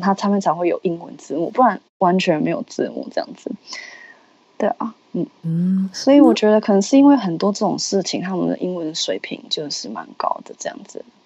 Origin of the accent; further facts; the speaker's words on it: Taiwan; moved away as an adult; also born or lived in United States / France; now in Manila, Philippines; 就是我们说的台语